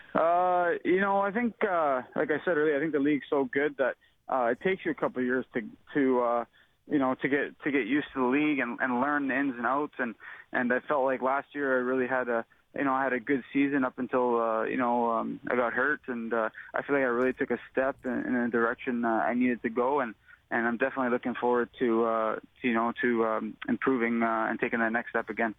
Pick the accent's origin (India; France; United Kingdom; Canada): Canada; I'm obviously a Canadian boy